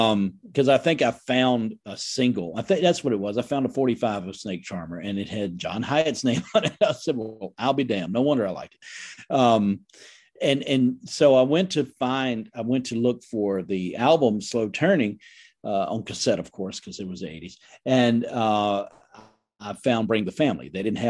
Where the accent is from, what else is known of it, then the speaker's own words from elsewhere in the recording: Indiana, United States; but I grew up in the Midwest, Indiana, yes.